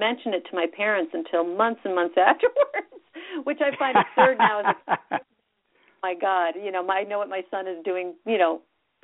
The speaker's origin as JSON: {"language": "English", "town": "Richmond", "region": "Illinois", "country": "United States", "tie": "born or raised there", "also_born_or_lived": "Chicago, Illinois / Crystal Lake, Illinois / Champaign-Urbana, Illinois", "moved": "as an adult", "said": "I grew up in Illinois. I was born in Chicago, and then when I was very young, my family moved up to a very tiny farm town in northern Illinois called Richmond, and I did my high school years in Crystal Lake"}